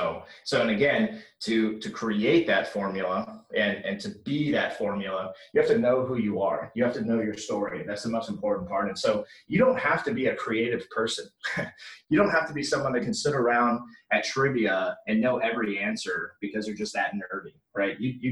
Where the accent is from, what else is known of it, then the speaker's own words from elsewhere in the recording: Orlando, Florida, United States; It's the house that I grew up in Orlando, Florida.